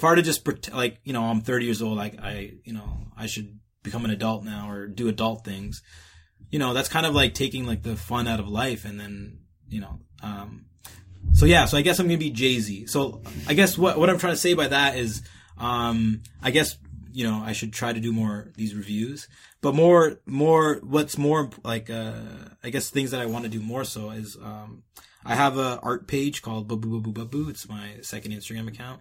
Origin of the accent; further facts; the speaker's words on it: Canada; I'm Canadian, so for the most part, like, we have a lot of areas where it's heavily populated with Sikhs